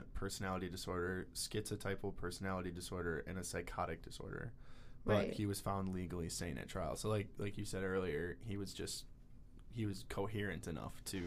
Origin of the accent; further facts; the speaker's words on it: Wisconsin, United States; We're all from Wisconsin